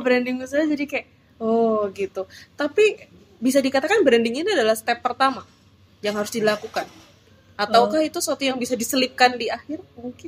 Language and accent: Indonesian; Semarang, Central Java, Indonesia; kita orang Semarang